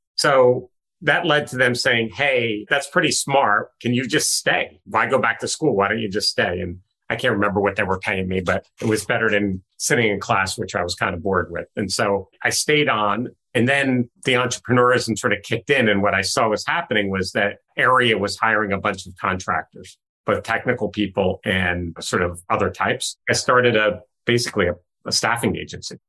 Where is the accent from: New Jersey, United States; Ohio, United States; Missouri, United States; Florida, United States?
New Jersey, United States; northwest; I grew up in the mostly in the western part of New Jersey, bordering Pennsylvania, northwest corner of New Jersey